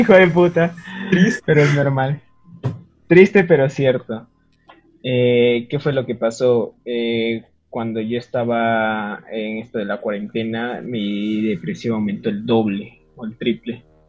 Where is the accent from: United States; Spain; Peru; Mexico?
Peru; Yo soy peruano